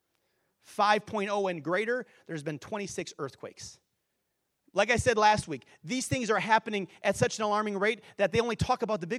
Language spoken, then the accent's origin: English; Wisconsin, United States; I grew up in Wisconsin